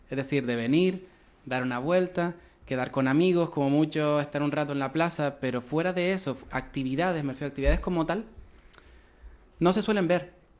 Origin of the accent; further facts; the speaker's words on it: Arucas, Canary Islands, Spain; yo que soy de Cardones, barrios más cercanos a Las Palmas